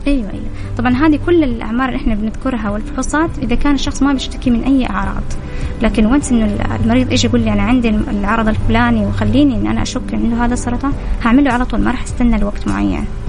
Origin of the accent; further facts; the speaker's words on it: Saudi Arabia; عندنا في السعودية